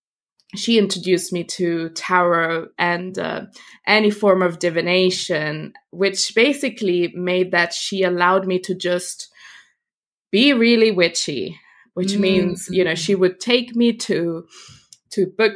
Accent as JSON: {"language": "English", "country": "Italy", "tie": "born or raised there", "also_born_or_lived": "Germany", "said": "I was born in Germany, and from there, when I was a kid, we moved to Italy."}